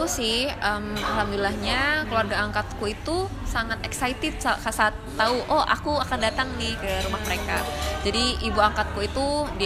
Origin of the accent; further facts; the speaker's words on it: Indonesia; tapi balik-balik lagi aku aku lahir dan besar di Indonesia dan aku maunya pulangnya ke Indonesia.